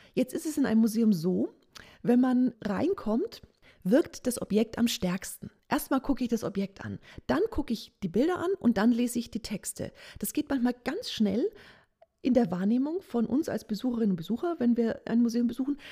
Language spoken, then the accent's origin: German; Nuremberg, Bavaria, Germany; Ich bin auch Nürnbergerin